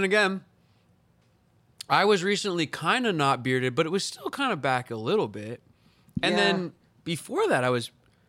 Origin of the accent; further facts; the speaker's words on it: Long Island, New York, United States; We're from Long Island, New York.